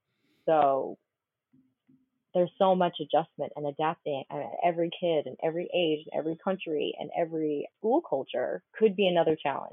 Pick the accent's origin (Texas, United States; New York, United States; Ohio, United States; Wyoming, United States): Texas, United States; Austin; also born or lived in Colorado; did go to Texas right before I started high school. And so I have the privilege of Austin, Texas being my hometown now because of that.